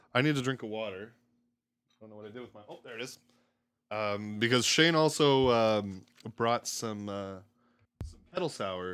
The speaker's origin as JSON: {"language": "English", "town": "Strathmore", "region": "Alberta", "country": "Canada", "tie": "born or raised there", "also_born_or_lived": "British Columbia / California / Camrose, Alberta", "moved": "as an adult", "lives_now": "Edmonton, Canada", "said": "I grew up outside of Calgary, so Strathmore area, couple years I lived in B C, one year I lived in California, but most of my life was spent in the surrounding area of Calgary."}